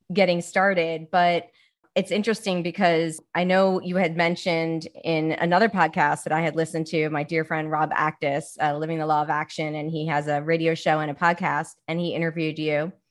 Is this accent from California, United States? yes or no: no; Baltimore, Maryland, United States; moved away; also born or lived in Jersey City / New York City; I'm from Baltimore.